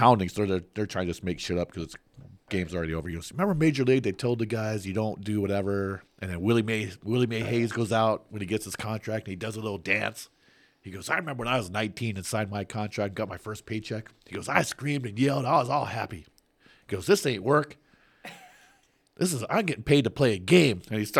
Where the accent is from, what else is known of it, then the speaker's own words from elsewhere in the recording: Guam; from Guam.